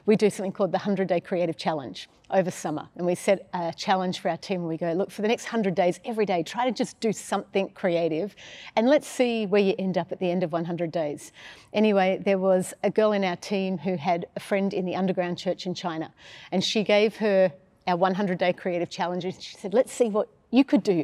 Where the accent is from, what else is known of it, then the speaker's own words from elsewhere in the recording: Sydney, New South Wales, Australia; also born or lived in Melbourne, Victoria; Sydney, then Melbourne, then Sydney